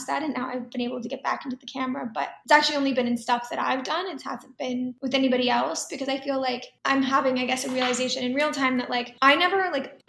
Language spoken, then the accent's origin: English; Dallas, Texas, United States; moved away; also born or lived in Tokyo, Japan / New York City; growing up in Texas